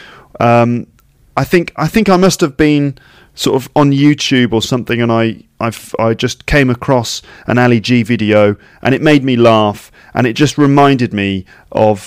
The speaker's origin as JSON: {"language": "English", "country": "United Kingdom", "tie": "born or raised there", "said": "my home country"}